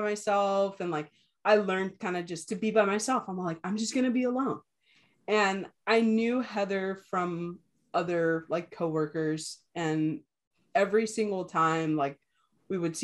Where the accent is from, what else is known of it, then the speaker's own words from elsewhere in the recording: California, United States; also born or lived in Ensenada, Mexico / Los Angeles, United States; I came back to my hometown